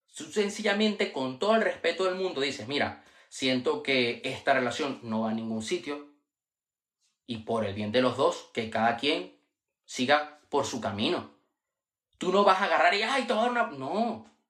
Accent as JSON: {"language": "Spanish", "country": "Panama", "tie": "born or raised there", "also_born_or_lived": "Venezuela", "moved": "yes", "lives_now": "Spain", "said": "en una escuela donde yo estudié en Panamá, yo nací en Venezuela, pero viví en Panamá muchos años y ahora vivo en España"}